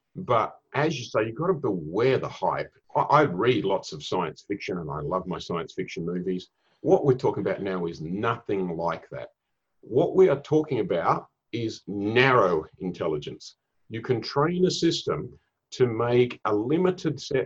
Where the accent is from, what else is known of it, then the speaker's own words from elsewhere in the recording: Australia; now in Singapore; I'm originally from Australia. I live up in Singapore.